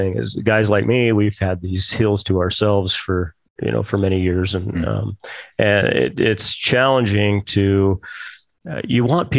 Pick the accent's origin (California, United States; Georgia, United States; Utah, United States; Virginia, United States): Utah, United States; Clinton; Yeah. Clinton, Utah.